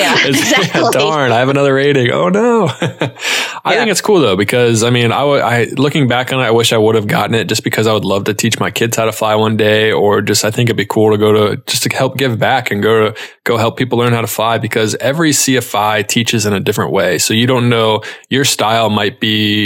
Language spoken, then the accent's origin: English; Charlotte, North Carolina, United States; also born or lived in Ohio; I went back to my hometown of Charlotte, North Carolina